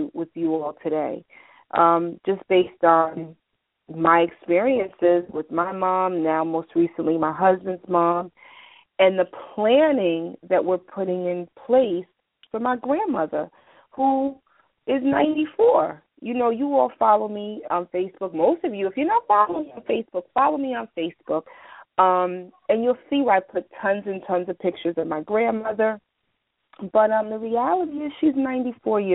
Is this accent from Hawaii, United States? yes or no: no; New York, United States; I'm from New York